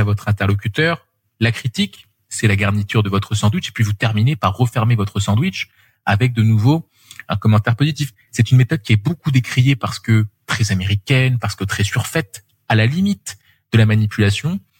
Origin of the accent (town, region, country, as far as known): France